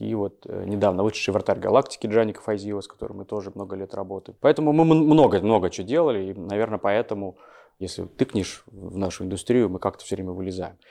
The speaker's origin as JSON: {"language": "Russian", "region": "Almaty", "country": "Kazakhstan", "moved": "as an adult", "lives_now": "Moscow, Russia", "said": "в 2002 году я переехал в Москву, сам я из Алматы"}